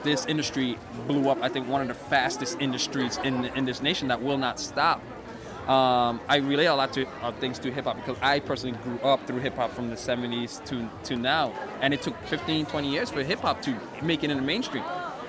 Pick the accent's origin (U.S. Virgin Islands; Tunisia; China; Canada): U.S. Virgin Islands; also born or lived in Florida; And I'm from the Virgin Islands, but I lived in Florida.